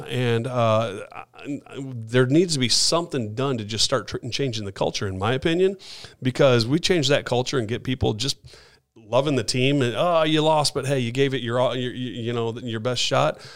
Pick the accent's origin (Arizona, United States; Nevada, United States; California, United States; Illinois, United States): Illinois, United States; Chicago; moved away as an adult; now in Atlanta, United States; I'm from Chicago.